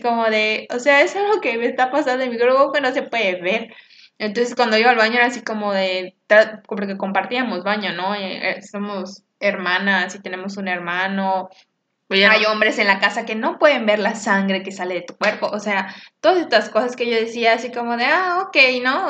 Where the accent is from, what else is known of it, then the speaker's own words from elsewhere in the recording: Mexico; como mexicanos que somos